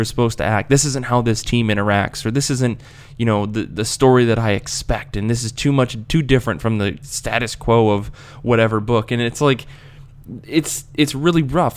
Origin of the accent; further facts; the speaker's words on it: United States; accent: American; my terrible American accent